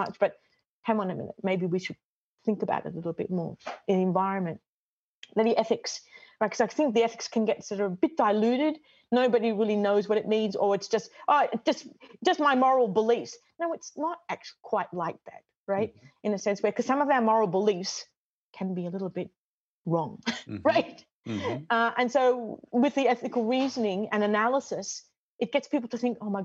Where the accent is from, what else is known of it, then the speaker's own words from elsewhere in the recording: Australia; moved away as an adult; also born or lived in Michigan / Bolivia; now in Connecticut, United States; I'm Australian